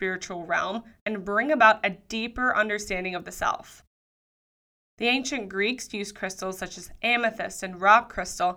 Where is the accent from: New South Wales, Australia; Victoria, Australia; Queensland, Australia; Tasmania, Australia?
New South Wales, Australia; Sydney; moved away as an adult; also born or lived in Denver, Colorado; I've made the move from Denver, Colorado to my hometown of Sydney, Australia.